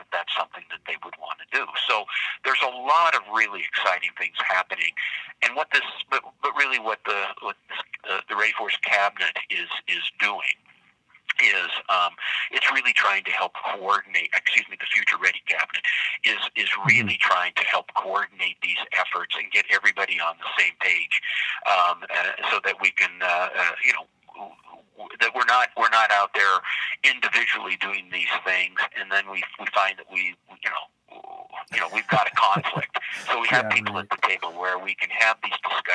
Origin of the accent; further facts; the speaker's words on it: Butte, Montana, United States; I grew up in Butte